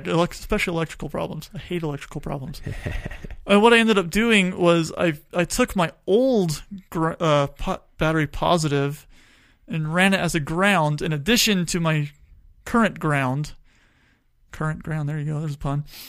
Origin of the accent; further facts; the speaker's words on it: Tucson, Arizona, United States; I grew up in Tucson.